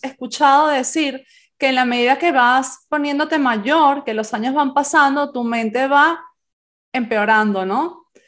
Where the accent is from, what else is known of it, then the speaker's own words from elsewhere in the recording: Venezuela; also born or lived in Spain; now in Santiago de Compostela, Spain; como yo nací en España, pero me crié en Venezuela, Venezuela es mi, mi país de adopción